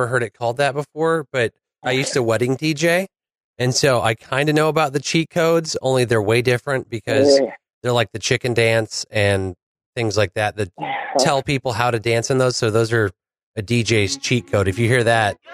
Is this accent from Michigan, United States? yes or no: yes; Michigan, United States; moved away; also born or lived in Louisiana; I grew up in Michigan